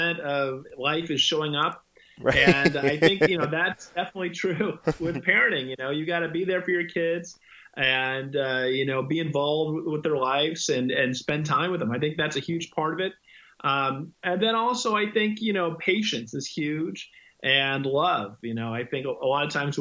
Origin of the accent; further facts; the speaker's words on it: San Francisco Bay Area, California, United States; moved away as an adult; now in Los Angeles, United States; I grew up in the San Francisco Bay Area and I've been to Los Angeles the last 20 or so years, but I grew up in the Bay Area